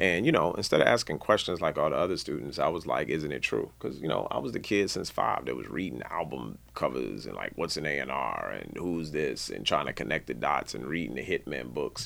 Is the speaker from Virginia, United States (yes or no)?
no; Knoxville, Maryland, United States; also born or lived in Washington, D.C.; born in D C, raised pretty much primarily in Knoxville, Maryland, which is, uh, you know, uh, two minutes outside of Southeast D C